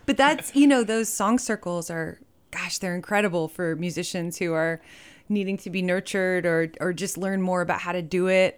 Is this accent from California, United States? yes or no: no; Fort Worth, Texas, United States; moved away as an adult; I was raised in Fort Worth